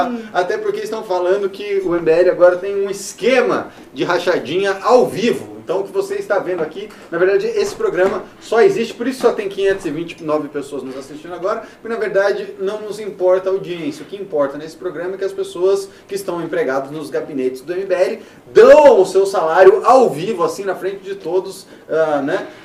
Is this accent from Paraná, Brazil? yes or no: yes; Curitiba, Paraná, Brazil; Eu só falei que eu cresci em Curitiba.